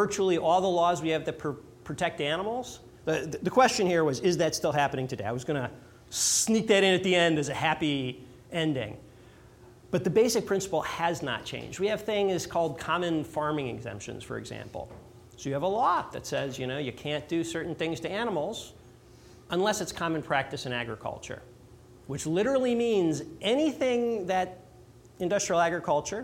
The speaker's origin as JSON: {"language": "English", "area": "north suburbs of Chicago", "region": "Illinois", "country": "United States", "tie": "born or raised there", "said": "I grew up in Illinois, north suburbs of Chicago is where I grew up in the Jewish community there."}